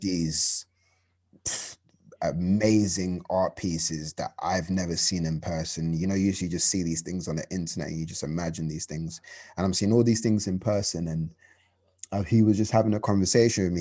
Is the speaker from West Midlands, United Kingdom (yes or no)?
no; London, United Kingdom; I'm from London, uh, from a borough called Hackney, um, the best borough in the world